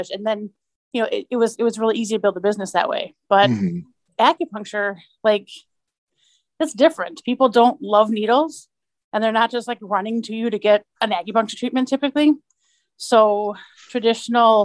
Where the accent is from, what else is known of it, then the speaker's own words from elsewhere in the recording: Milwaukee, Wisconsin, United States; now in Appleton, United States; I'm also from Milwaukee